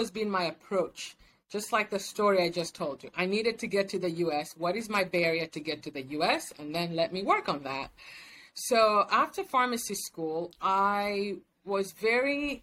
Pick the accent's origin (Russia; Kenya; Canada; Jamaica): Kenya; moved away as an adult; now in United States; I was born and raised in Kenya